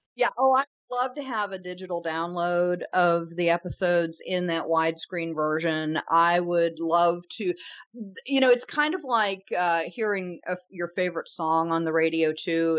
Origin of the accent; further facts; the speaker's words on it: St. Louis / St. Charles, Missouri, United States; my hometown